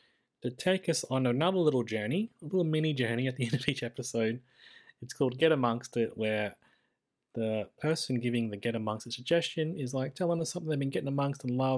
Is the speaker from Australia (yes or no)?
yes; Queensland, Australia; I'm a Queenslander